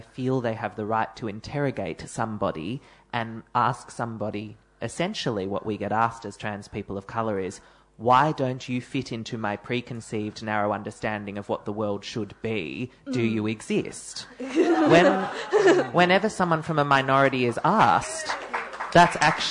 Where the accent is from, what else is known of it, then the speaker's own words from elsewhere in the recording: Melbourne, Victoria, Australia; one of the suburbs of Melbourne